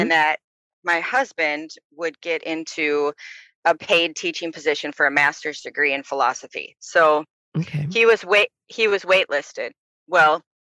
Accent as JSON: {"language": "English", "region": "Midwest", "country": "United States", "said": "we're from the Midwest"}